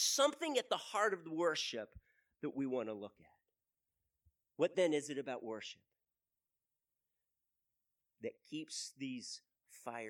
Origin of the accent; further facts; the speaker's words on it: United States; we, as an American, as the American church